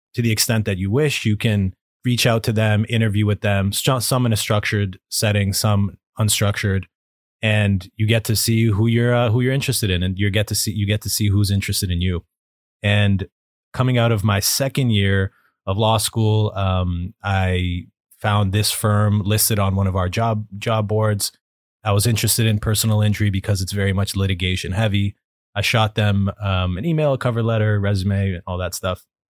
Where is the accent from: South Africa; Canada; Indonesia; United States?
Canada; Toronto, Ontario; moved away as an adult; now in Vancouver, Canada; I was born and raised in Toronto, Ontario, Canada